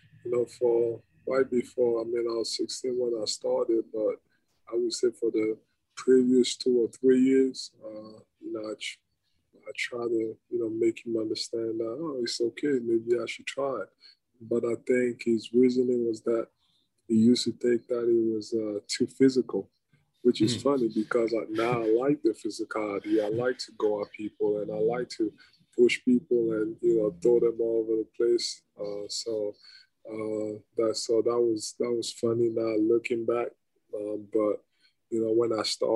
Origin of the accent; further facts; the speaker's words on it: Cameroon; now in Philadelphia, United States; growing up in Cameroon or in Africa in general